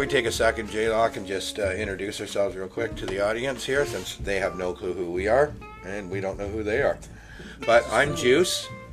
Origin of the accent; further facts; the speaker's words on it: just outside of Toronto, Ontario, Canada; I grew up just outside of Toronto